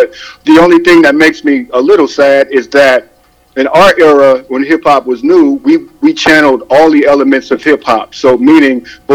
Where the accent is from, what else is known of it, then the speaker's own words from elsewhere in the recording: Long Beach, California, United States; I'm from Long Beach 1978 until now